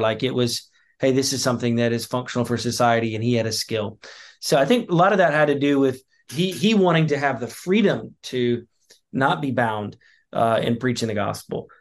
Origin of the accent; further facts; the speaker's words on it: the Carolinas, the South, United States; moved away as an adult; now in Plymouth County, Massachusetts, United States; I grew up in the South in the Carolinas